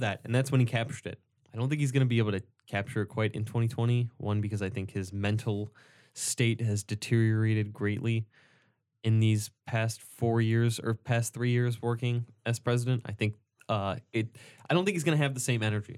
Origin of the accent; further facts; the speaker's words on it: United States; what did we do to earn our American citizenship? We got lucky and we were born here